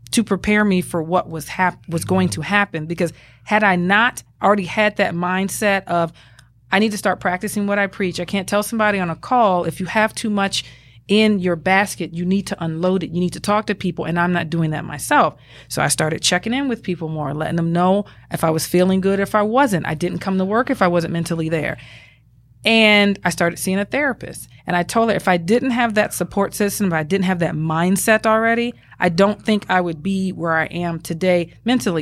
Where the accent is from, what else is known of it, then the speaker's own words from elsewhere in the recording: Atlanta, Georgia, United States; accent: Southern; moved away as an adult; now in Arizona, United States; Growing up in Atlanta